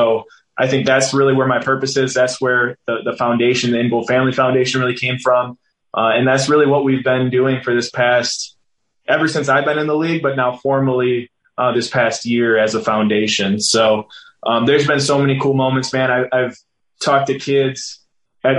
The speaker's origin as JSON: {"language": "English", "town": "Green Bay", "region": "Wisconsin", "country": "United States", "tie": "born or raised there", "also_born_or_lived": "Oakland / Las Vegas", "moved": "as an adult", "said": "I was a mixed kid growing up in Green Bay, Wisconsin"}